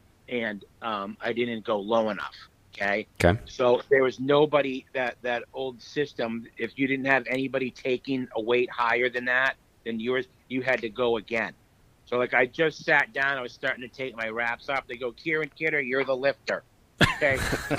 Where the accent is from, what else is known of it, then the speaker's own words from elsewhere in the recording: Orlando, Florida, United States; he actually lifted in the WPO meet from my hometown, the first one I ever had in Orlando.